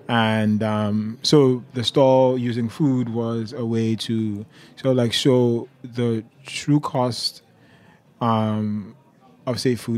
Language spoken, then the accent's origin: English; Nigeria; So I am a cook and a writer, but before all that, I'm a Nigerian. I'm an immigrant, and I think those are some like relevant labels